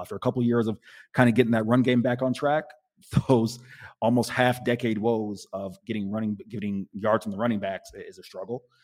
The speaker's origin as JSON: {"language": "English", "town": "Tampa", "region": "Florida", "country": "United States", "tie": "born or raised there", "said": "Tampa, my hometown"}